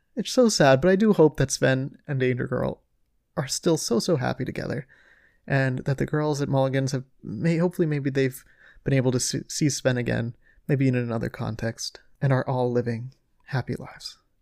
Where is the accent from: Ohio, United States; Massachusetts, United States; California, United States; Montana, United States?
Ohio, United States; I'm from Ohio